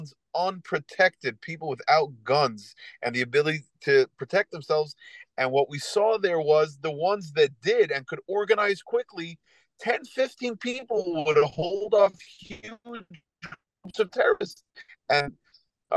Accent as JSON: {"language": "English", "country": "United States", "said": "as an American who loves the Second Amendment"}